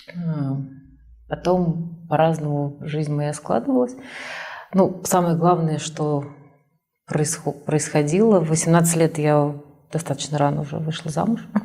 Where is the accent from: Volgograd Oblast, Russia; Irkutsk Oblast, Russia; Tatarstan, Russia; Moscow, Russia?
Tatarstan, Russia; Kazan; also born or lived in Almaty, Kazakhstan; И в первый класс уже родители уехали в город Казань, в котором я прожила всю свою сознательную жизнь